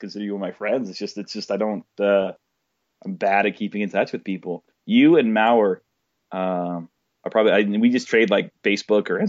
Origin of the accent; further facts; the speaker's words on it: Arizona, United States; moved away as an adult; also born or lived in João Pessoa, Brazil / Cleveland, Ohio / Pennsylvania; I was just born and raised in Arizona